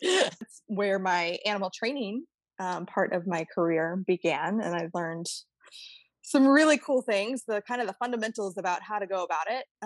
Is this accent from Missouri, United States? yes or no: yes; St. Louis, Missouri, United States; moved away; I actually grew up in the Midwest. I'm from St. Louis.